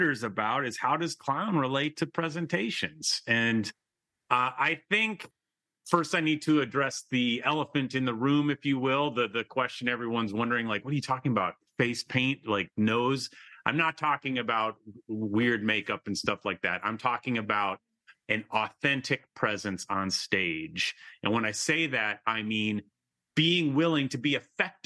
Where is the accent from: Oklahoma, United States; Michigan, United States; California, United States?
Michigan, United States; moved away; I am from Michigan. That's a state in kind of the Midwest of the United States. And I was back there just this weekend with my elderly father.